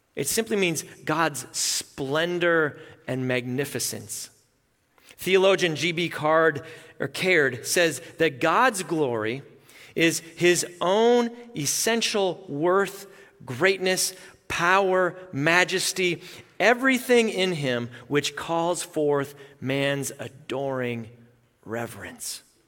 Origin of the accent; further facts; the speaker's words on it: Melita, Manitoba, Canada; moved away; both sets of my grandparents lived in my hometown, Melita, Manitoba.